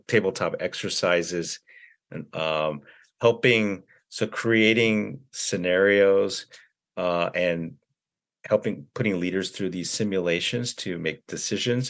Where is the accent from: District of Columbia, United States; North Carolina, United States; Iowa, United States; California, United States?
California, United States; also born or lived in Korea; I was born in California, and I went to, so I lived in California most of my, younger life before I graduated from high school